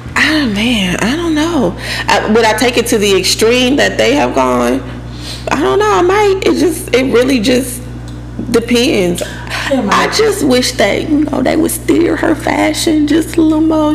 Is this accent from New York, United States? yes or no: yes; New York, United States; moved away; I'm from New York